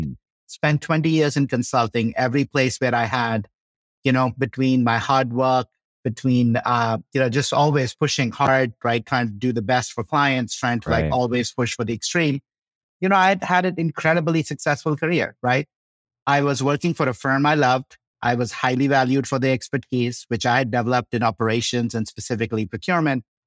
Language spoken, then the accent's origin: English; India; moved away as an adult; also born or lived in Chicago, United States / Boulder, United States; now in Colorado, United States; I grew up in India